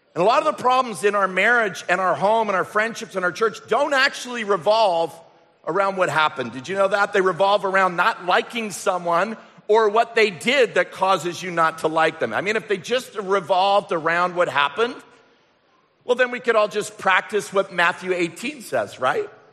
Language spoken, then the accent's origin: English; England, United Kingdom; moved away; also born or lived in Canada; our family growing up in England